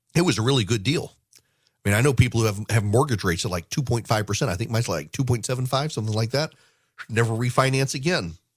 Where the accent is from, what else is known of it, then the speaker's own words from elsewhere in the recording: Louisiana, United States; now in Georgia, United States; As someone who grew up in, in Louisiana